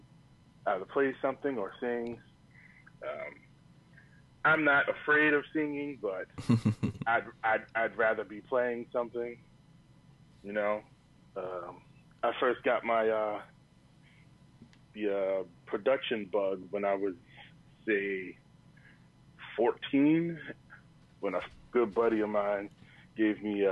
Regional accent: Roosevelt, New York, United States; moved away; Originally, I am from Long Island, New York

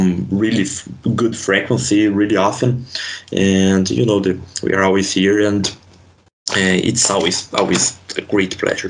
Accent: Brazil; English is a second language; here in Brazil, it's so far away from the NHL, from Edmonton especially

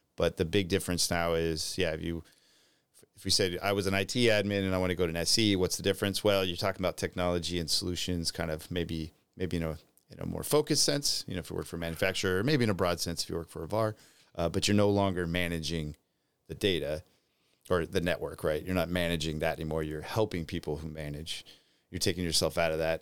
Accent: United States; being an American

